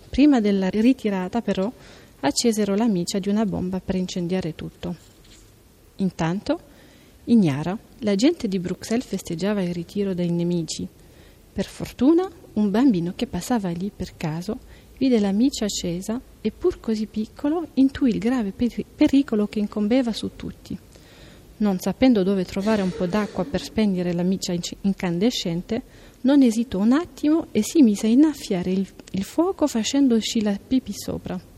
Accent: Wallonia, Belgium; first language French; Italian is a second language; vengo dal Belgio, eh, una, una parte del Belgio che è la Valonia, dove la lingua è il francese.

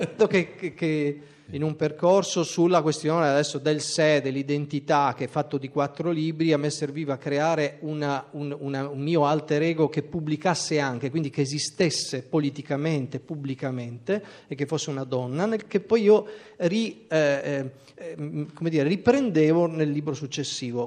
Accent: Trieste, Friuli-Venezia Giulia, Italy; moved away; also born or lived in Pordenone; nonostante il mio congruo numero di anni trascorsi a Pordenone, non sono di Pordenone, ma sono di Trieste

